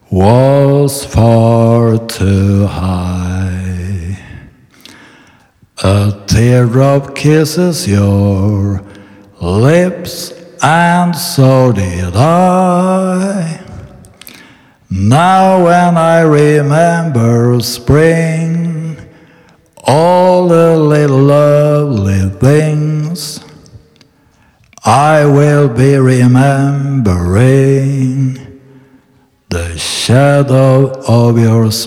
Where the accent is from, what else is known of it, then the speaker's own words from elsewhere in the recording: Nynäshamn, Stockholm County, Sweden; born there; Eh, jag är född 1957 i Nynäshamn.